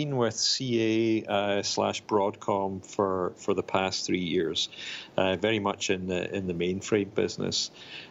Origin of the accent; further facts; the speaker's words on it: Glasgow, Scotland, United Kingdom; now in Raleigh, United States; I grew up in Glasgow, in Scotland, in the U.K.